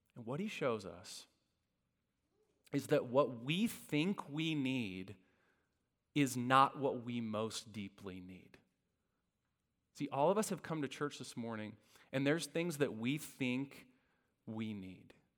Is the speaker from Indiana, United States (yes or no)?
yes; Indiana, United States; I grew up in Indiana